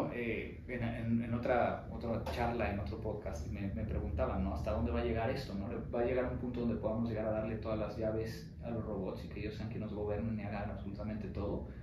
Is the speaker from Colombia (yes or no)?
no; Mexico; ser reconocido como un mexicano que, es exitoso como empresario